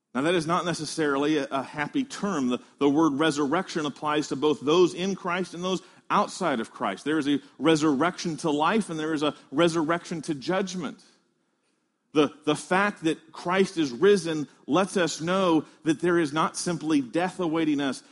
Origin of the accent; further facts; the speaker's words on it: Midwest, United States; moved away; I came from the Midwest where there are a lot of chicken farms